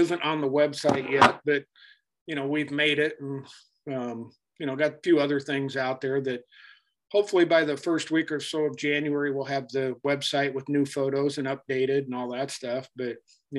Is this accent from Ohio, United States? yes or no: no; West Linn, Oregon, United States; I grew up in West Lynn